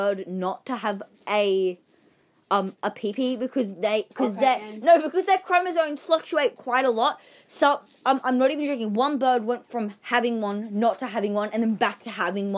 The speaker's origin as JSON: {"language": "English", "country": "Australia", "said": "I'm Australian."}